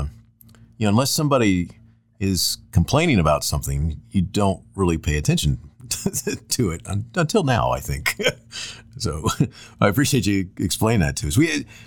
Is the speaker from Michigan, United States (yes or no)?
no; Florida, United States; I grew up in Florida, and I went to high schools that didn't even have them